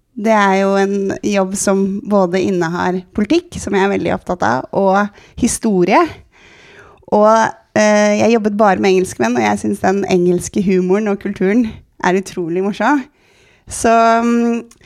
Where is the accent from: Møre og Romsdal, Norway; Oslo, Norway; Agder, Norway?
Oslo, Norway; jeg er jo vokst opp på Sankthanshaugen, så jeg er jo byjente